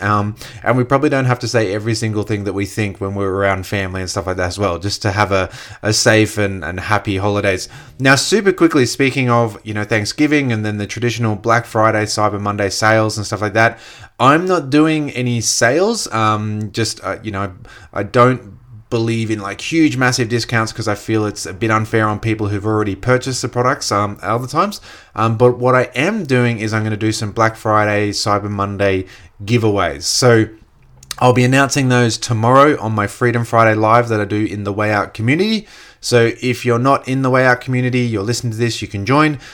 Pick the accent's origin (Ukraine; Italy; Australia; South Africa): Australia; myself as an Australian who speaks English, who understands Australian culture